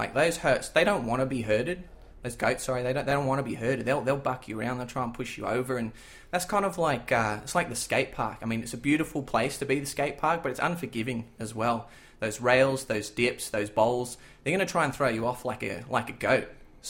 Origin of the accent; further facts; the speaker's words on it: Sydney, New South Wales, Australia; now in Gold Coast, Australia; Well, I grew up in Sydney, but I'm currently on the Gold Coast up north.